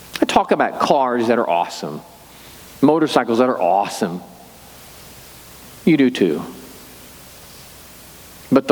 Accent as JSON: {"language": "English", "town": "Excelsior Springs", "region": "Missouri", "country": "United States", "tie": "born or raised there", "said": "I grew up in Excelsior Springs"}